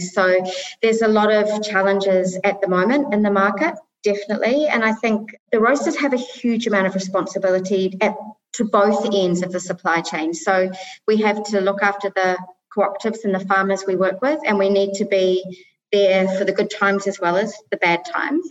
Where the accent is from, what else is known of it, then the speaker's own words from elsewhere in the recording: New Zealand; moved away as an adult; also born or lived in Middle East; now in United Arab Emirates; I'm originally from New Zealand and I've lived now for nearly 24 years, 23 and a half years in the Middle East.